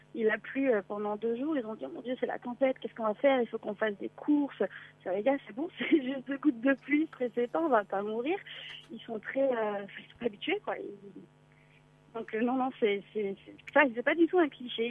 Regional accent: France; now in Los Angeles, United States; je suis française

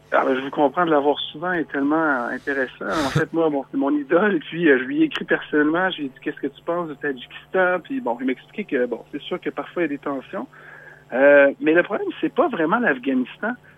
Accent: Quebec, Canada; je suis un vrai Québécois qui habite la ville de Québec

